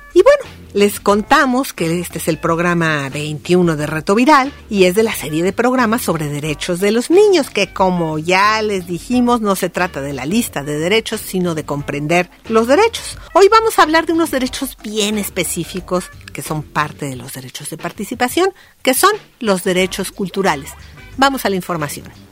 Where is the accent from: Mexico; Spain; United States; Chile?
Mexico; En México, como ya dijimos, hablamos 69 idiomas